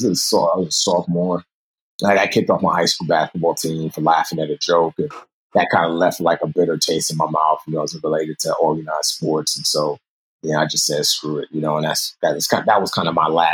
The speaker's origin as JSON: {"language": "English", "town": "New York City", "region": "New York", "country": "United States", "tie": "born or raised there", "also_born_or_lived": "Nigeria", "said": "My mother moved us to the States, grew up in New York City in the Bronx"}